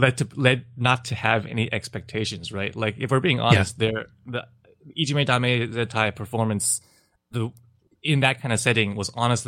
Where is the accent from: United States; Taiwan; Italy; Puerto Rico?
Taiwan; So I'm from Taiwan, and so Japanese culture is, to a certain extent, has permeated Taiwan to a large extent